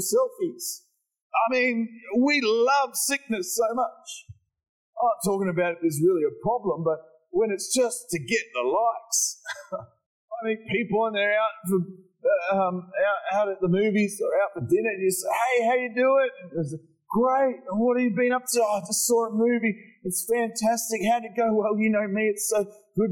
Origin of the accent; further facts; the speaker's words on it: Morwell, Victoria, Australia; I grew up in Morwell